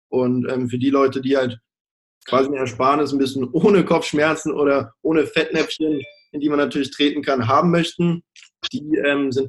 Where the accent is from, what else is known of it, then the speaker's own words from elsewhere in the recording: Baden-Württemberg, Germany; also born or lived in Australia; ich bin 25 Jahre jung, bin, wie du schon äh, kurz gesagt hast, eingangs geboren in Australien und dann aber relativ früh nach Baden-Württemberg in ein kleines Dörfchen gezogen.